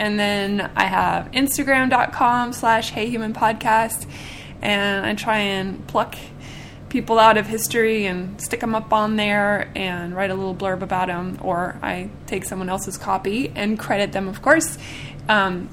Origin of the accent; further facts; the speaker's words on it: Seattle, Washington, United States; now in Nashville, United States; I'm from Seattle